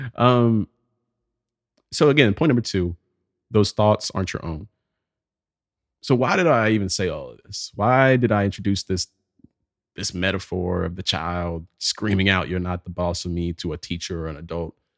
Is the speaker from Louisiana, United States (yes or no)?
no; Pelham, Alabama, United States; moved away; a trip back to Pelham, Alabama. It's my hometown.